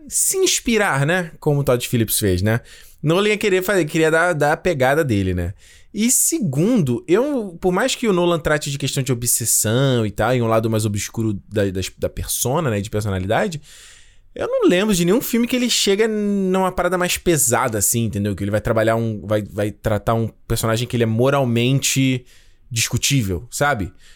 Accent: São Luís, Maranhão, Brazil; now in São Paulo, Brazil; sou de São Luís do Maranhão mas moro aqui em São Paulo

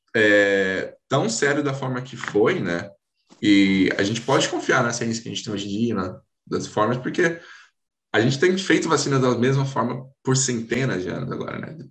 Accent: Hortolândia, São Paulo, Brazil; eu sou aqui do Brasil, né? São Paulo, Hortolândia

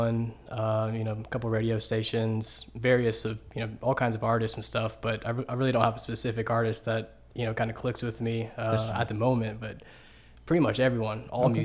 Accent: Dallas, Georgia, United States; Yeah, I'm actually from Dallas, Georgia.

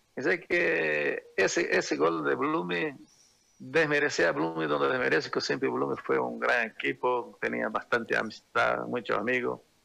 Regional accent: Brazil; moved away; also born or lived in Santa Cruz, Bolivia; los tres participamos, los tres brasileros

